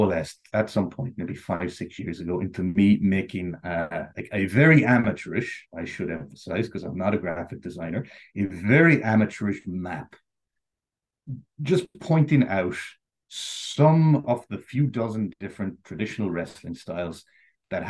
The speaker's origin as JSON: {"language": "English", "town": "Sligo", "region": "Connacht", "country": "Ireland", "tie": "born or raised there", "said": "growing up, I grew up in Sligo."}